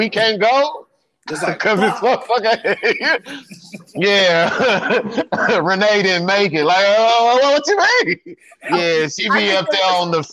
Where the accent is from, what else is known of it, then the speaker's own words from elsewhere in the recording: Chicago, Illinois, United States; I'm from Chicago